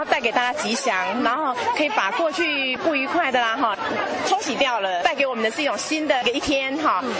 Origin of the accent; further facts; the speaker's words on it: Taoyuan, Taiwan; 我们来自桃园